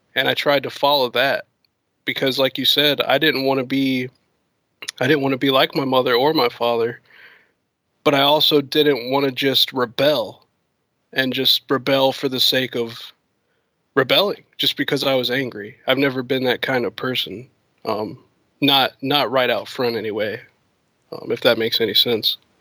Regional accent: the South, United States; I'm from the South. And, um, around here, it's like a very, our community is like small.

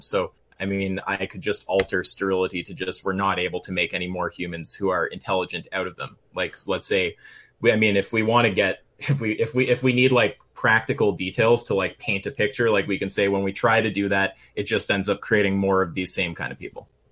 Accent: Canada; We're Canadian

